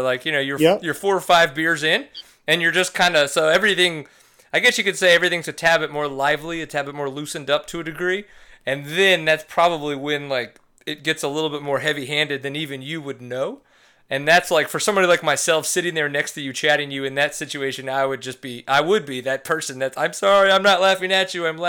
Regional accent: New Orleans, Louisiana, United States; so I grew up in New Orleans, right? But you can listen to me and I literally have almost no dialect, which is interesting.

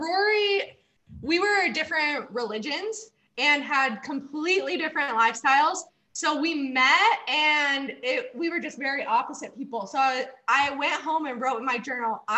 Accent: Utah, United States; moved away as an adult; now in Austin, United States; we're actually both from Utah, but we moved to Austin almost 2 years now

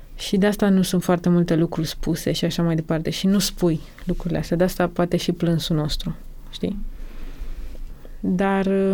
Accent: Romania; also born or lived in Bucharest; în propria noastră țară, de când ne naștem aici

